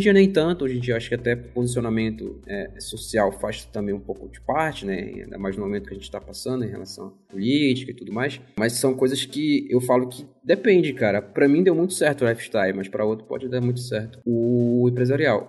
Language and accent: Portuguese; Marituba, Pará, Brazil; moved away as an adult; also born or lived in Belém; now in São Paulo, Brazil; na verdade eu sou de duas cidades depois, que é Marituba